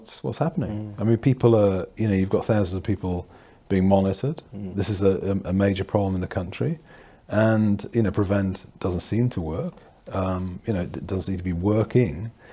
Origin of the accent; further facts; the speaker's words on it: Yorkshire and the Humber, United Kingdom; moved away as an adult; also born or lived in Durham / Birmingham / London / New South Wales, Australia; now in Northumberland, United Kingdom; originally I was born in Durham and went to school in North Yorkshire and then Birmingham to university